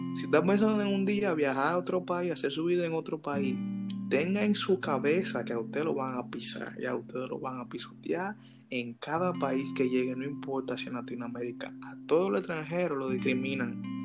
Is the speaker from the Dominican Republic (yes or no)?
yes; Dominican Republic; nosotros deberíamos hacer como dominicanos